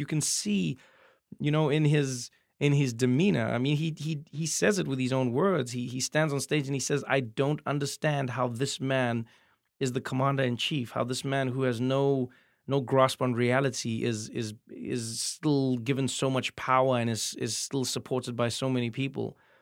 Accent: South Africa; moved away as an adult; now in United States; as a South African comedian

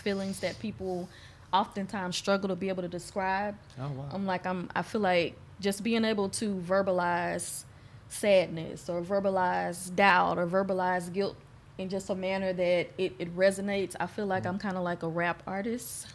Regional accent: Houston, Texas, United States; Growing up in Acres Homes

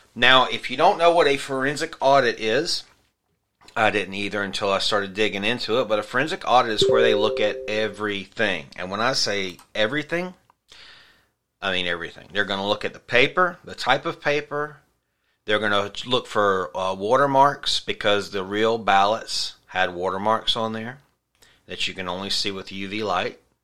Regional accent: South Carolina, United States; my home state of South Carolina

